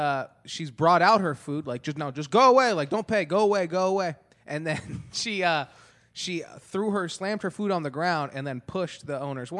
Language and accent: English; Antelope Valley, California, United States; There's a store in when we were growing up in Antelope Valley for a little bit.